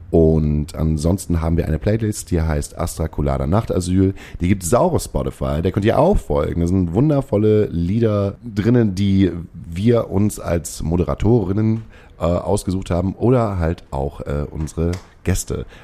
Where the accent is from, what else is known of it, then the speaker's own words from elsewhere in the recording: Baden-Württemberg, Germany; so als, als, als Schwäbin äh, traurig.